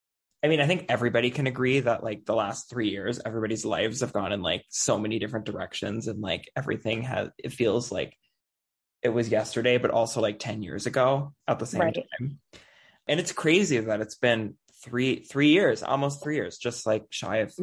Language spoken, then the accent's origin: English; Anoka, Minnesota, United States; I grew up in Anoka, Halloween capital of the world